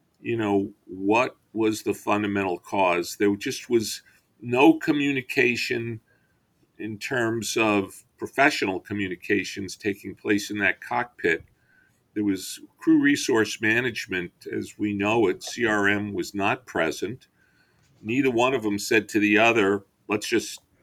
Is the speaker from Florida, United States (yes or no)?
no; Long Island, New York, United States; I grew up on Long Island